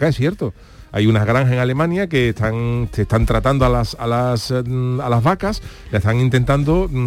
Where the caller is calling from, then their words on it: Yunquera, Andalusia, Spain; de Junquera, de la Sierra de las Nieves.